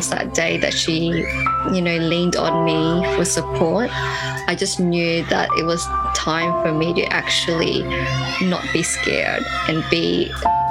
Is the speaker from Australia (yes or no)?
yes; Sydney, New South Wales, Australia; also born or lived in Bataan, Philippines; I was originally from Bataan in the Philippines, and my parents moved here to Australia when I was one. I moved with my siblings and I basically grew up in Western Sydney